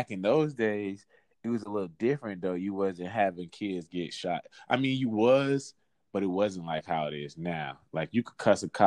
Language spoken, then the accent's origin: English; West Palm Beach, Florida, United States; also born or lived in Atlanta, Georgia; I was born in Atlanta. Mm-hmm. And I was raised in West Palm Beach, Florida